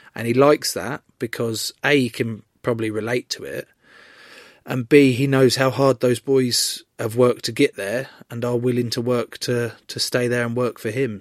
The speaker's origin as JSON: {"language": "English", "region": "England", "country": "United Kingdom", "said": "as an English rugby player"}